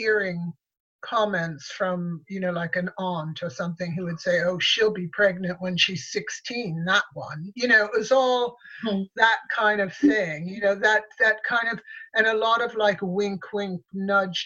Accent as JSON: {"language": "English", "region": "Connecticut", "country": "United States", "tie": "born or raised there", "also_born_or_lived": "New York", "said": "I was born in New York, and then after I was born, my parents moved to Connecticut"}